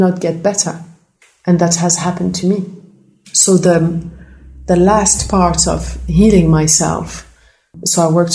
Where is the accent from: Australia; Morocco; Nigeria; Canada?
Morocco; I grew up in Morocco